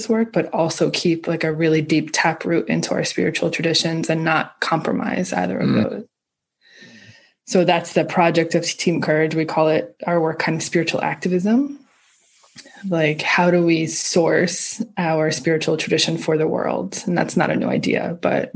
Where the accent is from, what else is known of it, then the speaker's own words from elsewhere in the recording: outside of New York, United States; I grew up in outside of New York.